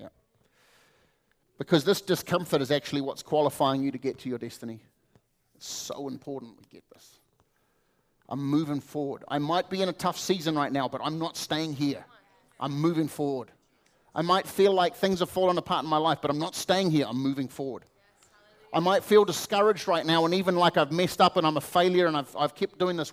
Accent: New Zealand; I come from New Zealand

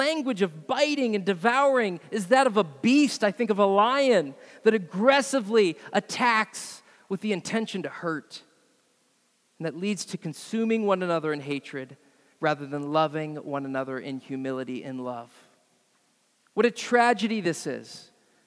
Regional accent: United States

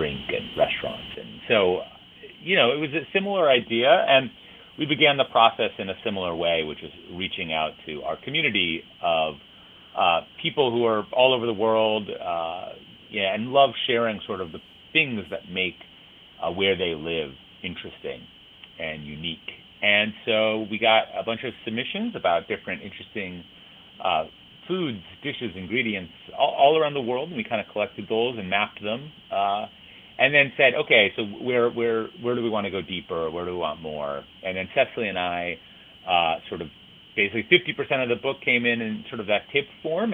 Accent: Minneapolis, Minnesota, United States; moved away; I grew up in Minneapolis in Minnesota

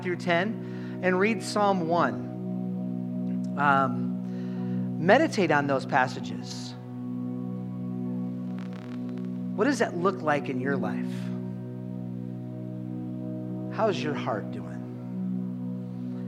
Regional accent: Minnesota, United States; we are Minnesotan

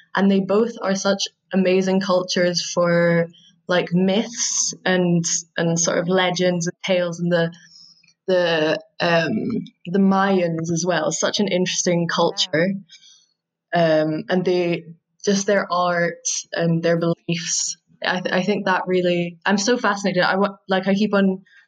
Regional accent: Scotland, United Kingdom; I'm from Scotland. I'm very proud to be from Scotland, as I think many Scottish people are

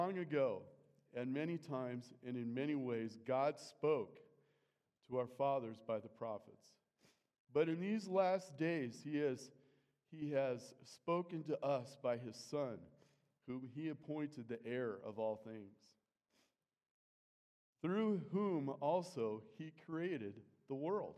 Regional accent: United States; We're Americans

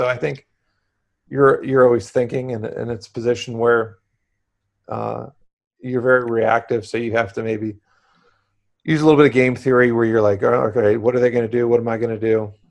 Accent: Florida, United States; moved away as an adult; now in Arizona, United States; I grew up in Florida. I live in Arizona

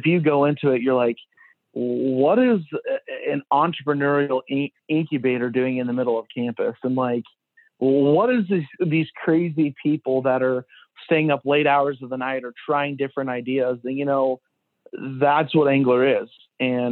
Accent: Ulysses, Nebraska, United States; Always born and raised in Nebraska. Ulysses is like my hometown.

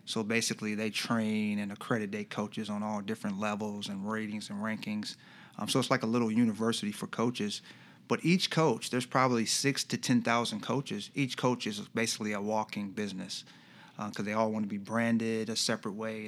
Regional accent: Iowa, United States; moved away as an adult; now in Rochester, United States; we're from Iowa

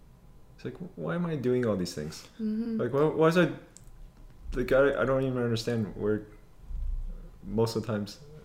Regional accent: Toronto, Ontario, Canada; we're from Toronto

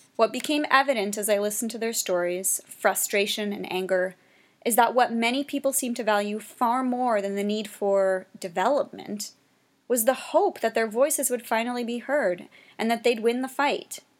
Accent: Canada

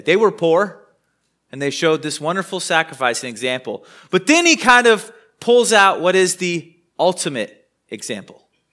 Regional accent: United States; also born or lived in Wichita, Kansas; as an American

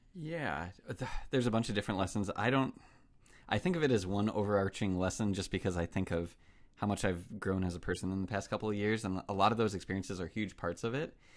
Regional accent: United States; as an American

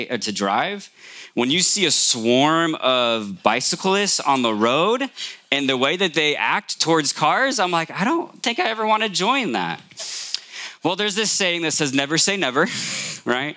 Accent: Morgan Hill, California, United States; I grew up here in Morgan Hill

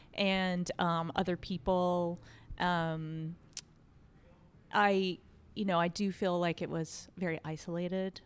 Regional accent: Fredericksburg, Texas, United States; also born or lived in Austin, Texas; I went to kindergarten through high school in this small town, uh, called Fredericksburg.

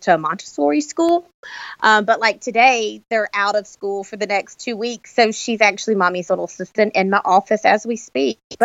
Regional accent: Birmingham, Alabama, United States; I am from Birmingham, Alabama.

